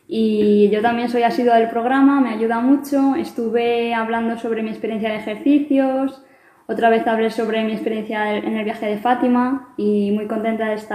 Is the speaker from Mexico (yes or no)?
no; Madrid, Community of Madrid, Spain; eh, soy de Madrid, estudié Derecho en la Universidad Autónoma